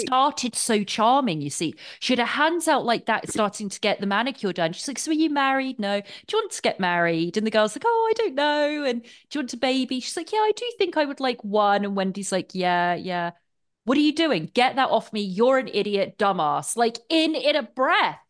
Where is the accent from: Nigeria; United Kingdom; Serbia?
United Kingdom; England; being English